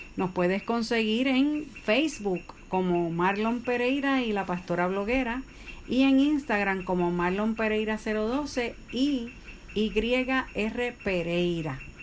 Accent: Puerto Rico; nosotros somos de Puerto Rico

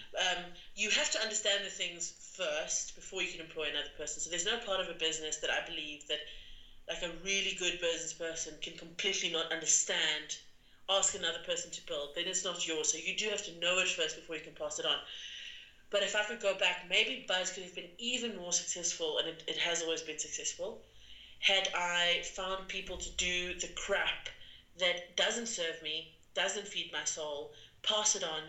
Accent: South Africa; also born or lived in London; as a South African

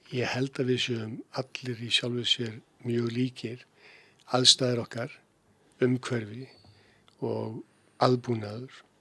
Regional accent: Keflavík, Southern Peninsula, Iceland; ég fættur alveg uppalinn í Keflæk

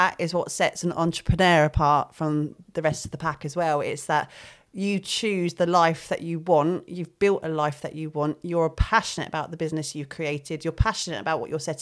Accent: Southampton, South East England, United Kingdom; we're from Southampton

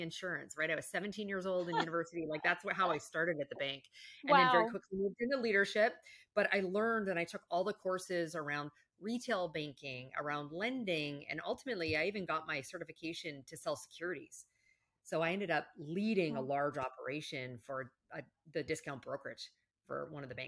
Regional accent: Canada; moved away; I'm actually originally from Canada.

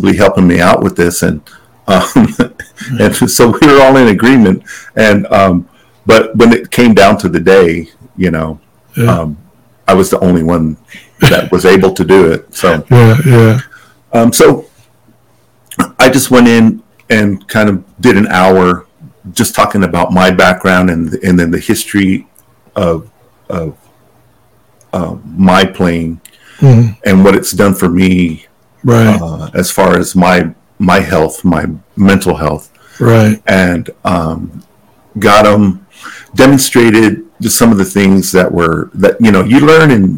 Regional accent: Pueblo of Laguna, New Mexico, United States; I'm from the Pueblo of Laguna

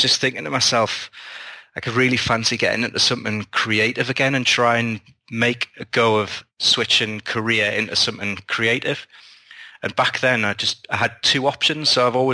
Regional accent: United Kingdom; being a British sci-fi author

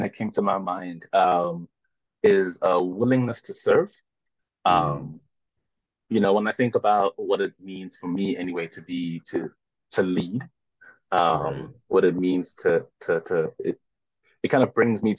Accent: South Africa; moved away as an adult; now in New York City, United States; I'm South African born, proudly South African

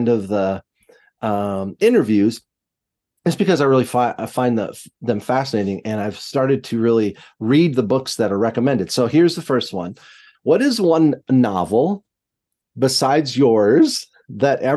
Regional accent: United States; what I grew up with in America

